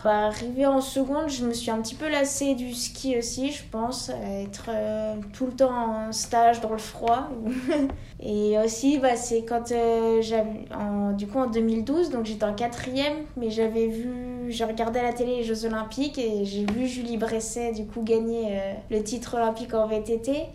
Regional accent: Les Carroz d'Arâches, Auvergne-Rhône-Alpes, France; also born or lived in Annecy; j'ai déménagé en station de ski au Carreau d'Arrache

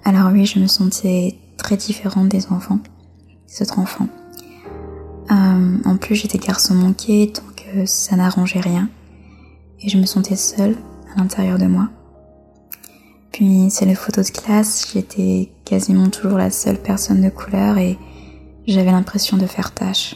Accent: France; Je suis née en France et j'ai quasiment toujours vécu en France

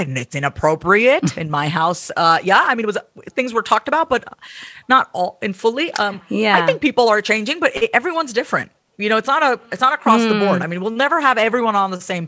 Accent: United States; also born or lived in New York / Kansas City; I was born and raised in the U.S., so I'm first gen

